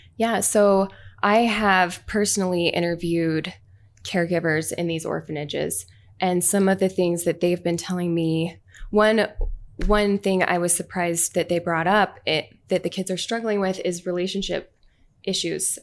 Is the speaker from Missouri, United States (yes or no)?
no; Orem, Utah, United States; I'm from Utah.